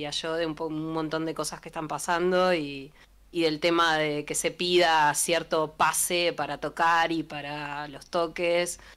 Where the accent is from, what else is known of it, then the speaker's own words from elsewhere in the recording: Uruguay; Como representantes uruguayos... Eh, no estamos muy alineados con la pandemia tampoco